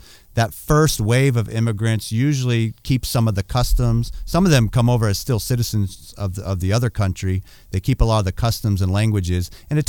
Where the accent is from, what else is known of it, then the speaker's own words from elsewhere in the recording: San Francisco, California, United States; also born or lived in Nevada City, California; I grew up both in San Francisco and Nevada City. San Francisco, very big. Nevada City, very small.